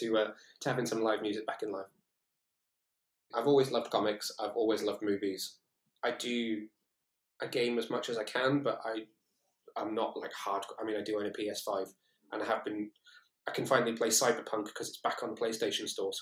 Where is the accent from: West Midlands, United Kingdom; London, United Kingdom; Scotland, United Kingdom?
West Midlands, United Kingdom; Shrewsbury; moved away as an adult; also born or lived in Newport, Wales / Cardiff, Wales; I come from Shrewsbury originally, which is quite a small town. Where my mum and dad lived